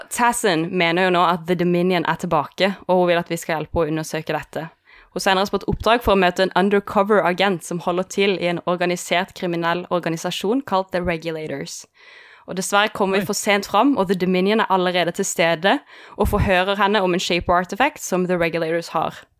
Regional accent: Kristiansand, Agder, Norway; jeg er fra Kristiansand

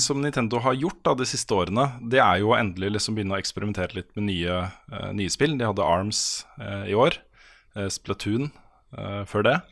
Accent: Norway; som nordmann

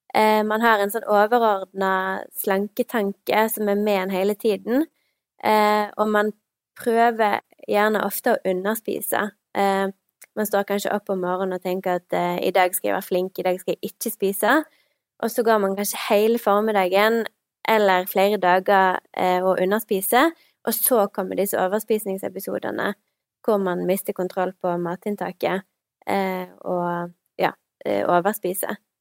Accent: Stord, Vestland, Norway; accent: vestlandsk; moved away as an adult; now in Bergen, Norway; Jeg er 29 år, kommer fra Stord

